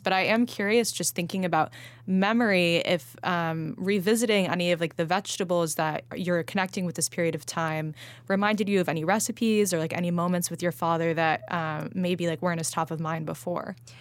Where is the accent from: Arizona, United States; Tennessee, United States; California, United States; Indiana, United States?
California, United States; Los Angeles; moved away; I grew up eating salad pizza